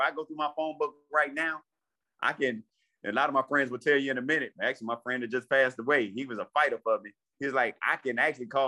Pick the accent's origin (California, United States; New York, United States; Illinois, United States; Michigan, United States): Illinois, United States; Ford Heights; also born or lived in Park Forest, Illinois / Matteson, Illinois; I grew up in Ford Heights.